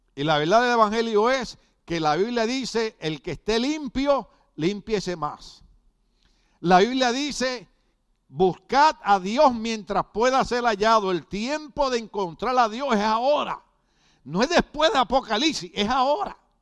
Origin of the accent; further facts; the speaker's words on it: Puerto Rico; yo pertenecía a un partido revolucionario político en mi país